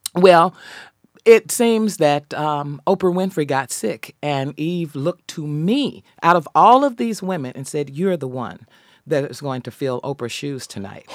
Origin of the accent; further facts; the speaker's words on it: Dallas, Texas, United States; I grew up in Dallas